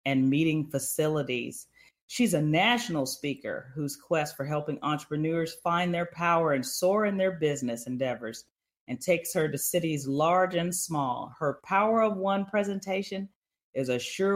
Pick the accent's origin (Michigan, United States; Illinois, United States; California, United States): Illinois, United States; Chicago; now in Texas, United States; I'm originally from Chicago